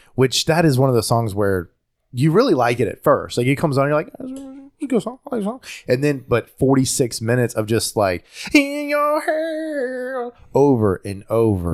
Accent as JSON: {"language": "English", "region": "North Carolina", "country": "United States", "tie": "born or raised there", "accent": "Southern", "said": "I'm an American born in America from North Carolina. So I'm, I'm going to have somewhat of an accent just from being in North Carolina in the South"}